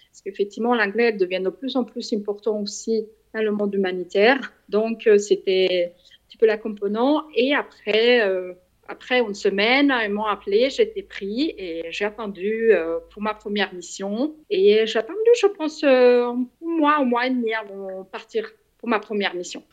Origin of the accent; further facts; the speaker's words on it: Switzerland; je suis suisse